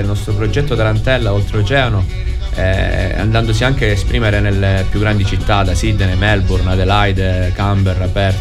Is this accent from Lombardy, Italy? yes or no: no; Ionian coast, Province of Reggio Calabria, Italy; noi siamo calabresi. Io sono di origine della provincia di Reggio Calabria, della zona ionica, quindi ho di fronte l'Etna, Catania da una vita